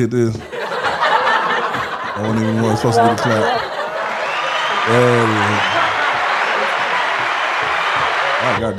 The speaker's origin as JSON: {"language": "English", "town": "Atlanta", "region": "Georgia", "country": "United States", "lives_now": "Florence", "said": "Because I came from Atlanta, man. We so loud."}